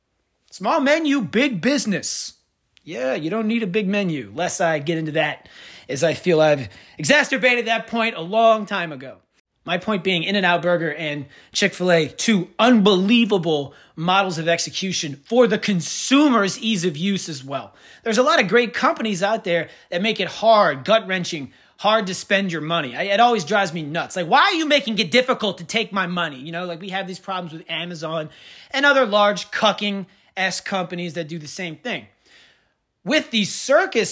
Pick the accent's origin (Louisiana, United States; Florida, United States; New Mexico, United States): Louisiana, United States; Kenner; I'm from Kenner